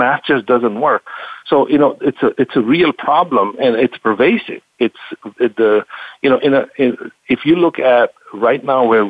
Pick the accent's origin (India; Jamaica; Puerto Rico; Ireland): India; moved away; I grew up in India